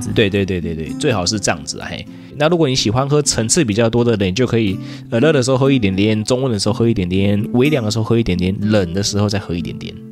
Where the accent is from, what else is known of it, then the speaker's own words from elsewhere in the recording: Taiwan; 我台湾人